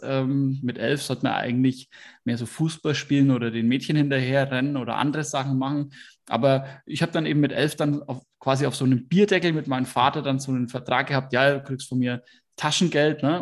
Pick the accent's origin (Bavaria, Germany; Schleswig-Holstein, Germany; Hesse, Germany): Bavaria, Germany; Hersbruck; Ich komme aus Hersbruck. Das ist ähm, im Speckgürtel von Nürnberg